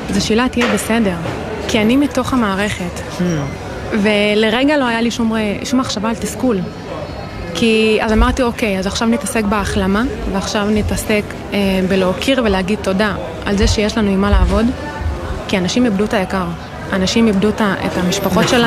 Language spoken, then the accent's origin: Hebrew; Kfar Maimon, Southern District, Israel; אז אני אה, במקור מעוטף עזה. ממושב אה, כפר מימון, שבאותה שבת אה, באמת חווינו את, ה... את כל הקשיים